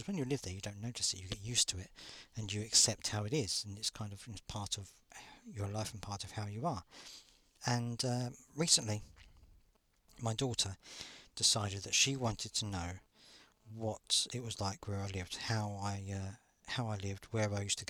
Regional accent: Croydon, London, United Kingdom; I'm going to be going to Croydon, which is where I was born and brought up in South London

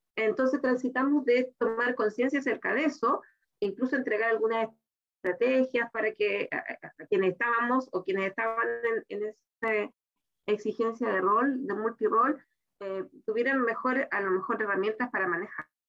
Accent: Chile; que tenemos en nuestro país

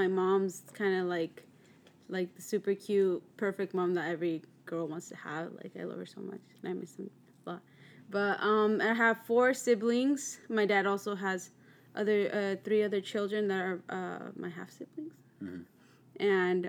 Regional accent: Chile; My dad, my mom, we're all from Chile.

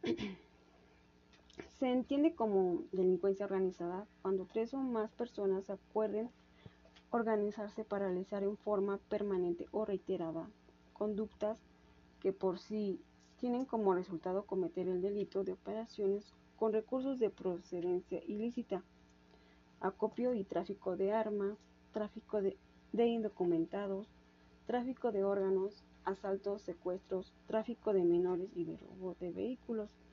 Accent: Mexico; somos sometidos los mexicanos

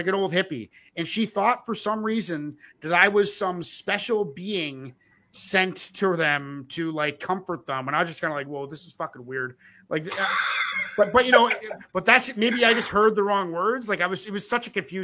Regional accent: East Coast of Canada, Atlantic Canada, Canada; now in West Coast, Canada; I'm from the East Coast. I live on the west coast of Canada

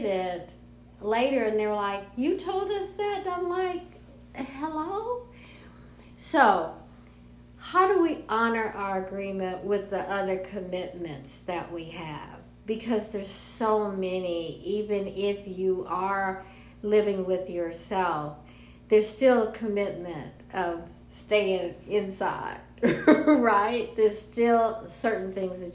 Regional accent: Los Angeles, California, United States; I'm from Los Angeles.

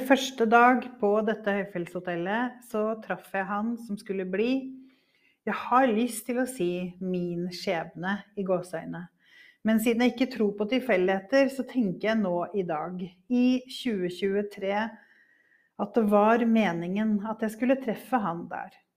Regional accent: Norway; also born or lived in Devon, England; i mitt norske hverdagsliv

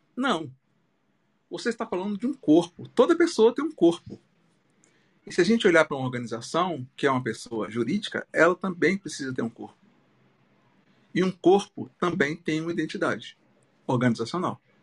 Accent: Minas Gerais, Brazil; now in Natal, Brazil; Eu sou mineiro

